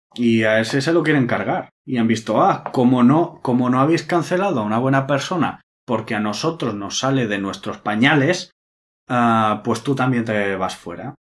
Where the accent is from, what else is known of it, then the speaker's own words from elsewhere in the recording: Spain; soy español